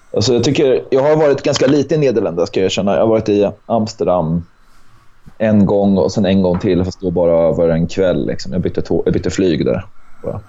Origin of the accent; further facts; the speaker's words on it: Örebro, Örebro County, Sweden; moved away as an adult; also born or lived in Hamburg, Germany; now in Gothenburg, Sweden; jag är född i Hamburg. Men jag är uppvuxen i Örebro